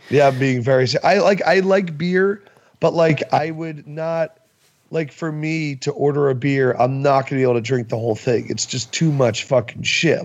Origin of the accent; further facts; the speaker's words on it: New York, United States; also born or lived in Nebraska / Kentucky; as a New Yorker